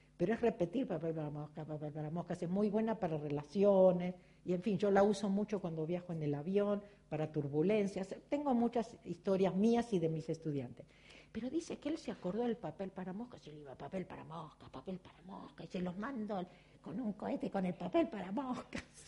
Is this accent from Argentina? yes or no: yes; Argentina; sigo siendo argentina, judía, virgo y contable